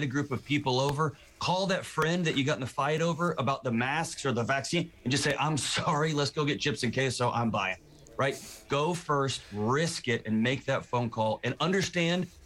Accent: Texas, United States; I'm from Texas

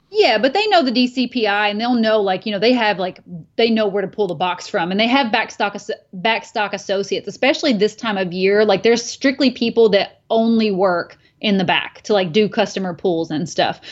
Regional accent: Kentucky, United States; moved away; my hometown of Kentucky

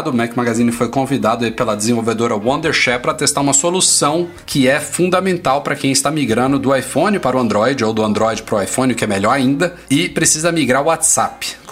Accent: Brasília, Federal District, Brazil; Eu sou de Brasília, aqui da.

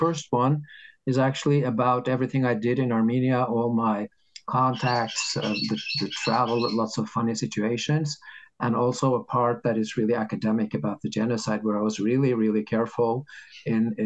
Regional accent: Norway; in Norway, we have this system

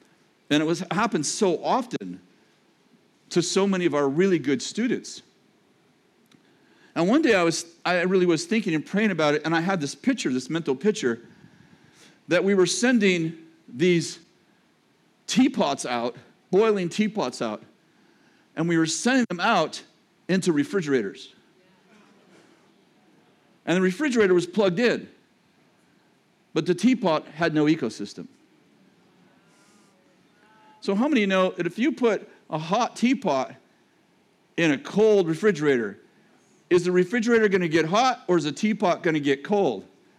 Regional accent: Texas, United States; that's what I am, because I'm from Texas.

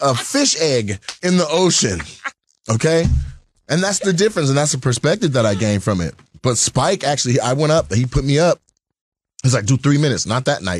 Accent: Lacey, Washington, United States; also born or lived in Los Angeles; I grew up in Lacey, Washington

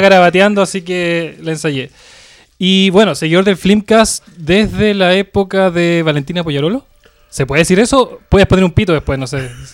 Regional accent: Valparaíso, Chile; soy de Valparaíso

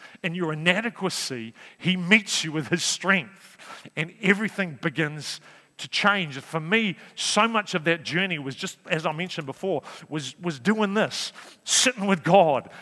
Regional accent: Napier, Hawke's Bay, New Zealand; also born or lived in Wellington; now in Cambridge, New Zealand; I was brought up in Hawke's Bay, born in Napier

